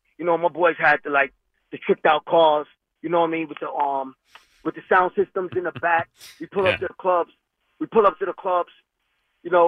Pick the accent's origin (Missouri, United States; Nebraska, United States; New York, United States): New York, United States; now in Princeton, United States; But I'm from New York, though. I live down here now, but I'm from New York originally